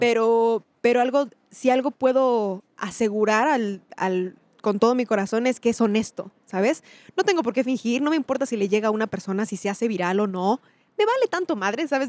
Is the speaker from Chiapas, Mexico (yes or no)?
yes; Chiapas, Mexico; also born or lived in State of Mexico; vivíamos en el Estado de México, o sea, yo crecí en Chiapas